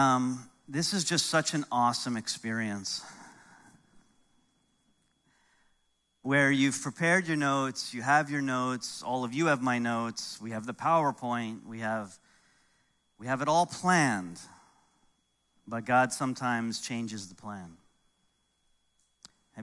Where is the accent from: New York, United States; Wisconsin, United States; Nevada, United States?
New York, United States; moved away; growing up in New York, and there's some things I miss about New York